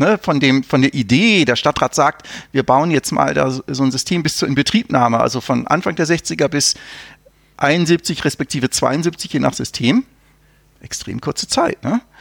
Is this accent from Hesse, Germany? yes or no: no; North Rhine-Westphalia, Germany; ich bin ja in Nordrhein-Westfalen aufgewachsen